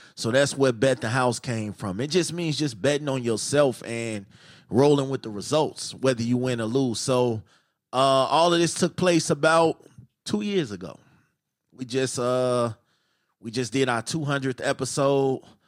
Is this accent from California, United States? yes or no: no; Chicago, Illinois, United States; I'm from Chicago